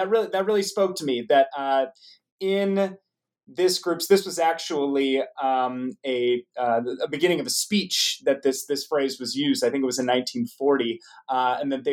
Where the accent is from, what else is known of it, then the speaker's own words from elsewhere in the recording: United States; growing up in the United States